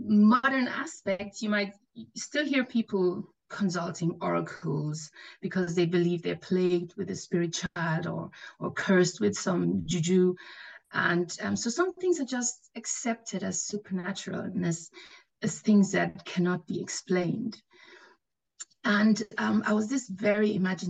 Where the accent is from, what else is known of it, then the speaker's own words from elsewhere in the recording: Nigeria; I grew up in Nigeria. My dad is Nigerian and my mom is German